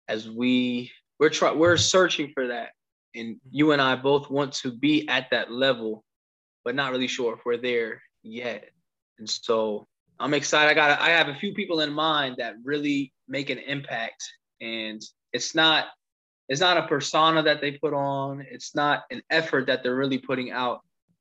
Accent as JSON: {"language": "English", "region": "New Jersey", "country": "United States", "tie": "born or raised there", "also_born_or_lived": "Missouri", "moved": "yes", "said": "So I grew up in New Jersey, and all of those impacts and all the people that I lived with, even when I moved to Missouri, I still had a New Jersey type of way of thinking and way that I moved and the way that I talked, right? And so I've been back in Jersey for almost a year"}